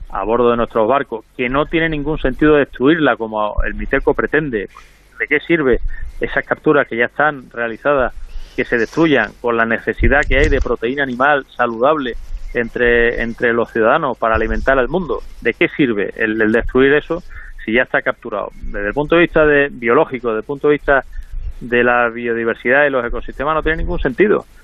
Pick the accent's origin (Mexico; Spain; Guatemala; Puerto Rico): Spain; los únicos que están afectados por esta normativa somos los españoles